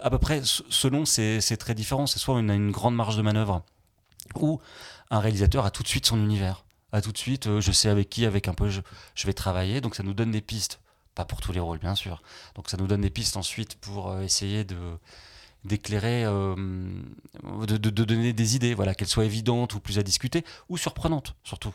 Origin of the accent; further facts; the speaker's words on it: Limoges, Nouvelle-Aquitaine, France; moved away; milieu des, des, années 90, quand j'ai eu mon bac, c'était à Limoges